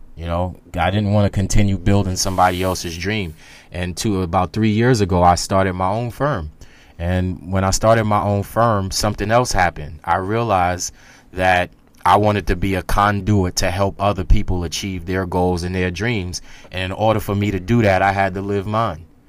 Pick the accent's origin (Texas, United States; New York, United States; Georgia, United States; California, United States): New York, United States; New York City; I grew up in Staten Island, New York, which is one of the forgotten boroughs that they like to call it